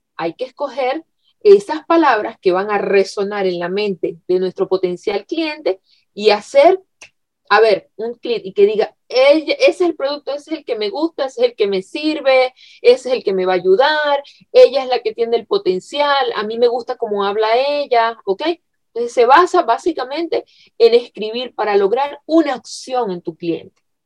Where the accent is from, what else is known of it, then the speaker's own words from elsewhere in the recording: Venezuela; moved away; yo en Venezuela soy periodista de carrera, periodista egresada. Eh, bueno, en mi país llegué a hacer, a trabajar en radio